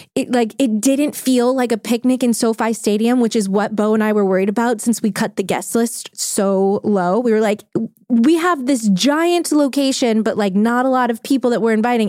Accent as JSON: {"language": "English", "town": "New Orleans", "region": "Louisiana", "country": "United States", "tie": "born or raised there", "said": "We grew up together in New Orleans"}